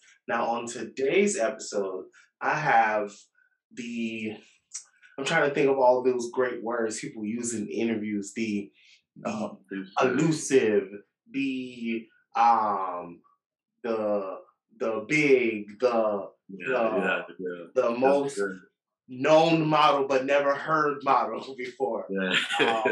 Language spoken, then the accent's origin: English; Jamaica; I'm Jamaican